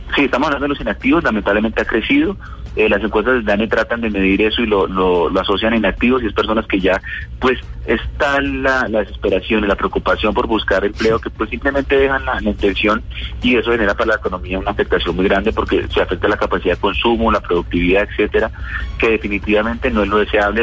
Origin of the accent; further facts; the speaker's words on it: Colombia; somos colombianos